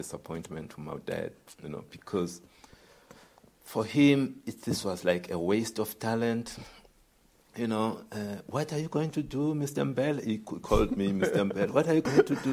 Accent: Tabase, Eastern Cape, South Africa; I come from Tabase

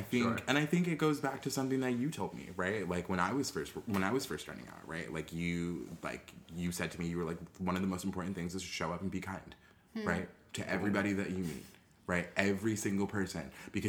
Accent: New York City, New York, United States; I grew up in the boogie down Bronx. Shout out to Soundview.

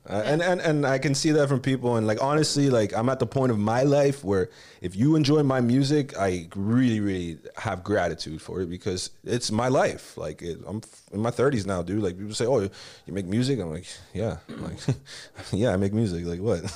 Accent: Miami, Florida, United States; also born or lived in Texas / Los Angeles; I grew up in Kendall, man. Like, Kendall Kid

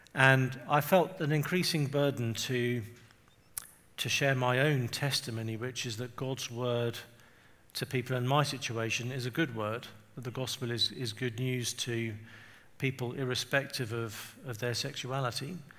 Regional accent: England, United Kingdom; also born or lived in Windsor; I'm from England. You can probably tell from my um, accent. And I live just outside London. I live, actually, I live near Windsor.

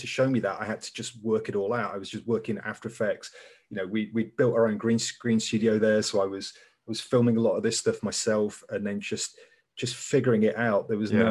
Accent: Leicester, East Midlands, United Kingdom; moved away as an adult; now in London, United Kingdom; we grew up in Leicester

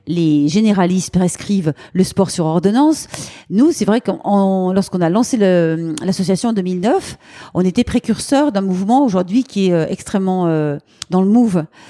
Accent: Lyon, Auvergne-Rhône-Alpes, France; on peut dire que je suis lyonnaise euh, depuis très longtemps. J'habite à Lyon

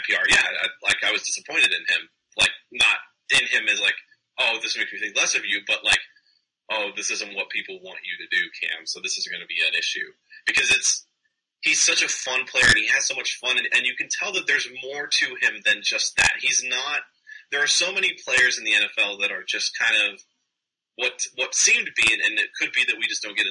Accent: United States; also born or lived in Indiana / Oklahoma; I'm American

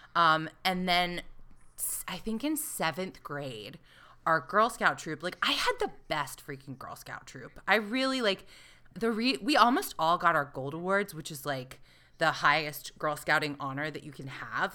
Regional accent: the South, United States; I grew up in the South

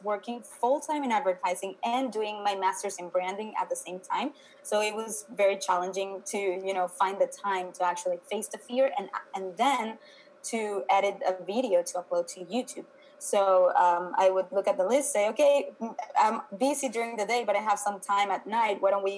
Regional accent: Venezuela; moved away as an adult; now in United States; I am originally from Venezuela. I moved to the U.S. like about 10 years ago.

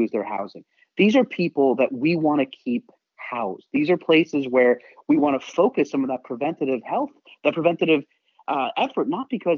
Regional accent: New York City, New York, United States; now in Seattle, United States; I'm a New Yorker

